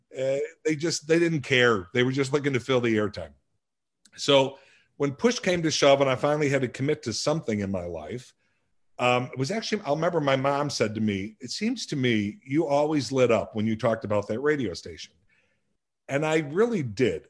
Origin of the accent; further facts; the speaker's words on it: Lansing, Illinois, United States; also born or lived in Blue Island, Illinois; I was raised in a little town called Lansing, Illinois